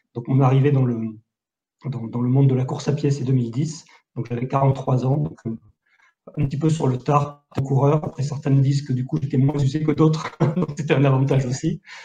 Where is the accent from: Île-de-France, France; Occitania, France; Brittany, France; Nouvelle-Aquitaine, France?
Occitania, France; Millau; now in Istres, France; je suis natif de Millau dans l'Aveyron